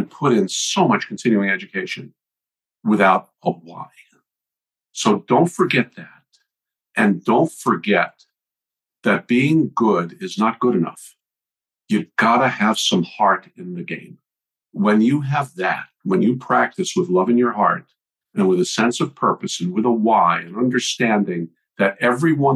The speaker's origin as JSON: {"language": "English", "region": "New York", "country": "United States", "tie": "born or raised there", "also_born_or_lived": "Virginia", "moved": "yes", "said": "I was born and raised in New York, went to school at Virginia Commonwealth University"}